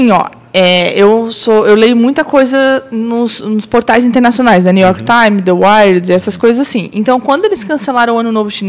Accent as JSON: {"language": "Portuguese", "town": "Blumenau", "region": "Santa Catarina", "country": "Brazil", "said": "Eu sou de Blumenau, sou blumenauense, mas eu passei 10 anos fora"}